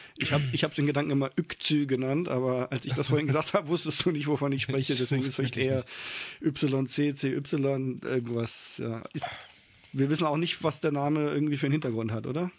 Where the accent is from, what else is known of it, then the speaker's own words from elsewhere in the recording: Kassel, Hesse, Germany; moved away as an adult; now in Mainz, Germany; Ich bin in Kassel aufgewachsen